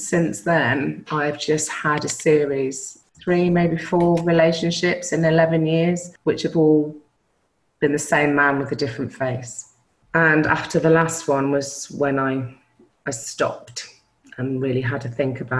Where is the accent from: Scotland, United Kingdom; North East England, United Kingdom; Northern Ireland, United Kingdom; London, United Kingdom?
North East England, United Kingdom; Newcastle; also born or lived in Belgium; So I was born in Belgium, army parents. So I spent first 8 years of my life abroad, moved to Newcastle, where all my family are Geordies, and lived with my mum and dad and my brother.